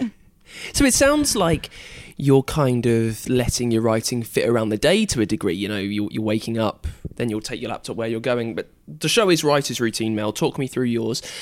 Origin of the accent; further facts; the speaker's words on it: United Kingdom; I'm British